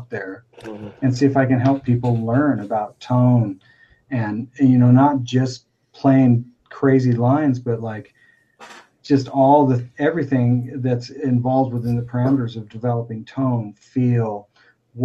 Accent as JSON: {"language": "English", "town": "Spring Hill", "country": "United States", "said": "I'm just dude from Spring Hill"}